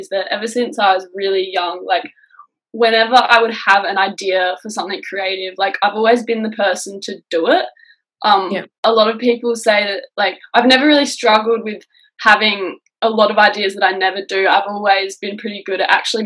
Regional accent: Kangaroo Island, South Australia, Australia; I grew up on Kangaroo Island, which is a small island off the coast of South Australia

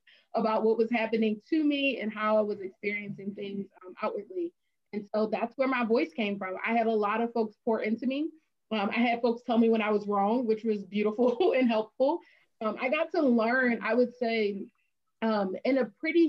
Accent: Philadelphia, Pennsylvania, United States; also born or lived in Bloomsburg, Pennsylvania; I'm from Philadelphia, large city

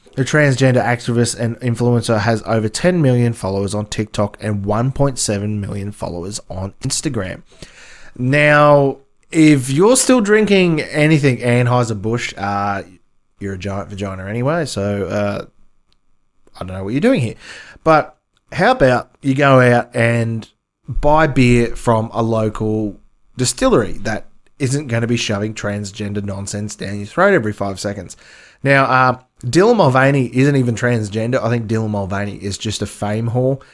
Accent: Australia; I'm Australian

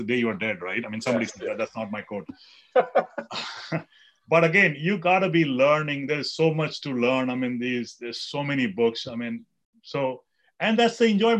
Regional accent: India; I grew up in India

